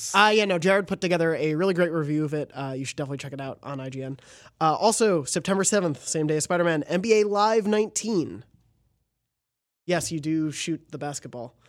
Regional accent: New York, United States; moved away; we're both from New York

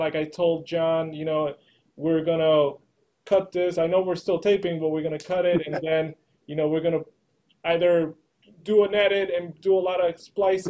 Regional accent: Matawan, New Jersey, United States; also born or lived in Perth Amboy; I'm from New Jersey

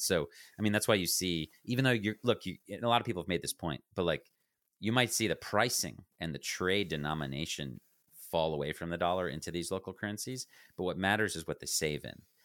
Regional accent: United States; I speak as an American

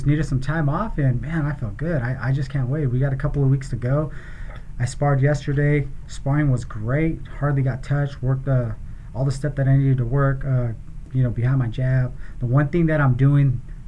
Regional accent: Gilroy, California, United States; I was born and raised in Gilroy

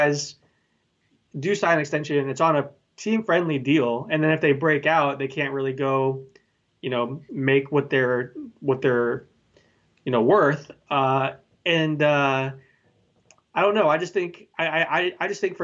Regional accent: Florida, United States; I grew up in Florida

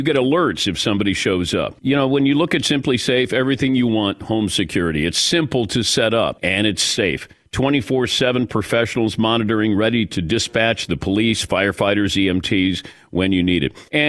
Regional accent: Cincinnati, Ohio, United States; Now, I'm biased because I'm from Cincinnati, got to see him play.

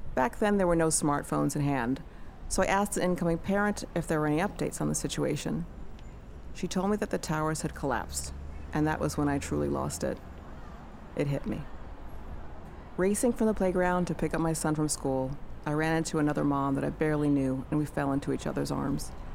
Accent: New York City, New York, United States; I was born and raised in New York City.

